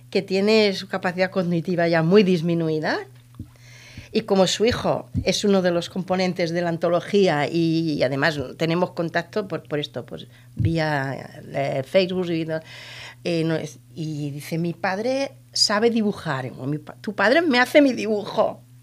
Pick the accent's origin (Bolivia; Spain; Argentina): Spain; Andalusia; soy de un pueblo del sur, de, de la provincia de Almería, de marineros